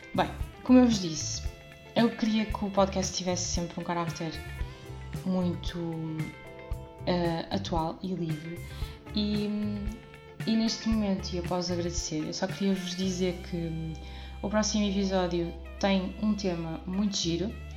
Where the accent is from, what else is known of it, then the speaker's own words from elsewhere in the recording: Porto, Norte, Portugal; moved away as an adult; now in Oliveira de Azeméis, Portugal; nasci no Porto, moro neste momento em Alvegaria Velha